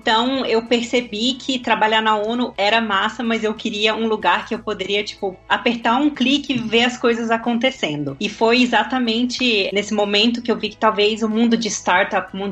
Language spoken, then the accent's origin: Portuguese; Brasília, Federal District, Brazil; moved away as an adult; now in Vienna, Austria; eu sou de Brasília, eu estudei Relações Internacionais em Brasília